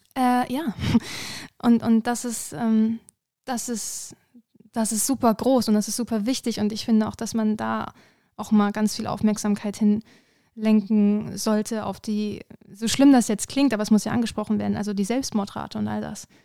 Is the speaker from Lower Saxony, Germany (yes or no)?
yes; Hanover, Lower Saxony, Germany; moved away; ich äh, komme ursprünglich aus Hannover